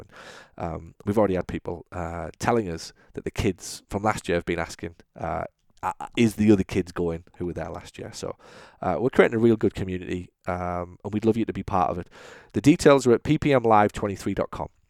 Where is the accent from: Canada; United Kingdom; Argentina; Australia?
United Kingdom; now in United States; I'm British